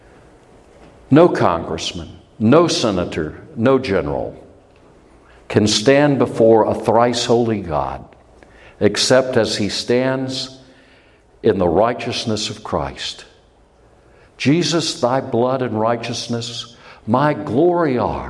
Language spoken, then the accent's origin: English; United States; I'm an American and I love my country